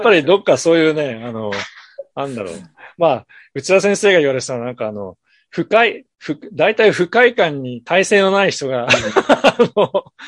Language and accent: Japanese; Ashikaga, Tochigi, Japan; moved away; also born or lived in Tokyo / New York; 僕は栃木県の足利市というところの出身なんですけど